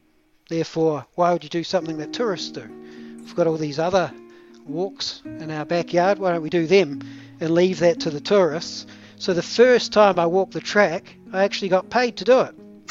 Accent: Te Anau, Southland, New Zealand; Tiano, my hometown

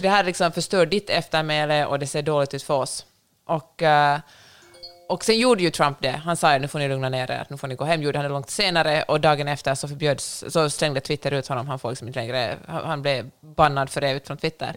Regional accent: Finland; jag har vuxit upp i Finland

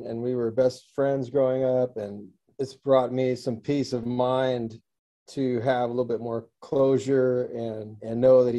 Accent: Seal Beach, California, United States; I'm also from Seal Beach.

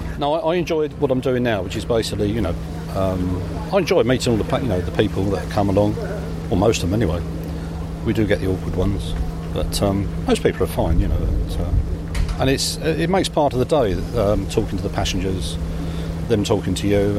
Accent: England, United Kingdom; we're English

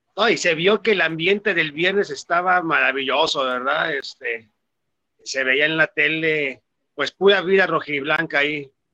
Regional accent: Tlajomulco de Zúñiga, Jalisco, Mexico; De la bella Urosa de Tlajomulco, de Zúñiga

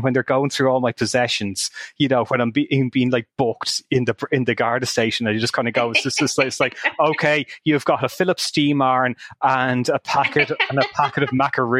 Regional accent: Hamilton, Ontario, Canada; I'll say, oh, Hamilton, Ontario.

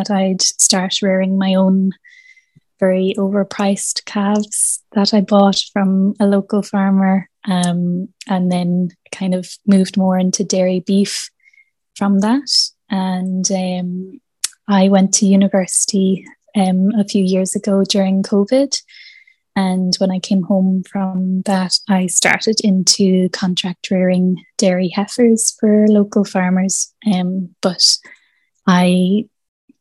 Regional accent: County Cavan, Ulster, Ireland; I'm from County Cavan in Ireland

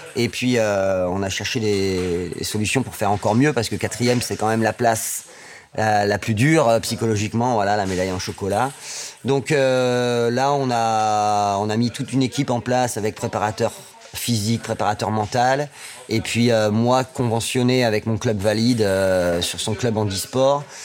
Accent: Amiens, Hauts-de-France, France; moved away; also born or lived in Saint-Étienne region / Limousin; je suis né à Amiens

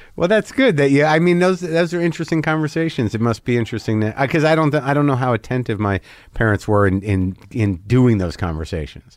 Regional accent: Albuquerque, New Mexico, United States; also born or lived in New Jersey; I grew up in Albuquerque

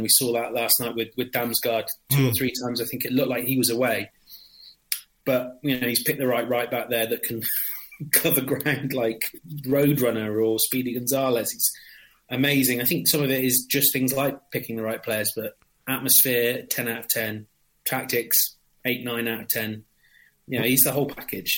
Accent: England, United Kingdom; being English

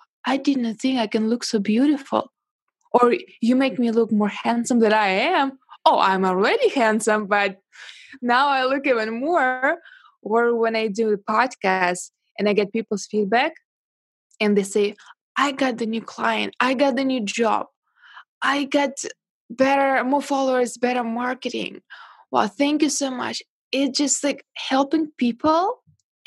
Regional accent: Russia; born or raised there; English is a second language; moved away as an adult; now in China

